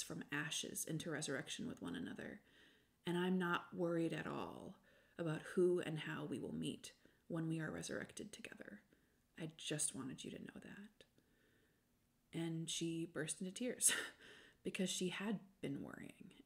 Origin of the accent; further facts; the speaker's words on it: United States; I'm also American.